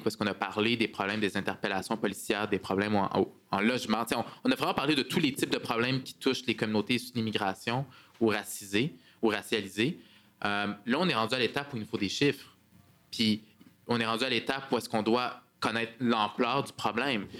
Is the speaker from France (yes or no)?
no; Montreal, Quebec, Canada; accent: Québécois; also born or lived in Parc-Extension, Montreal; je suis arrivé, en fait, à, comme réfugié quand j'étais très jeune avec mes parents. On, on, a passé à travers le processus d'immigration ici, processus d'intégration. J'ai eu la chance d'aller dans une école privée où est-ce que je suis sorti un peu de mes cercles, mais j'ai grandi à Saint-Michel ici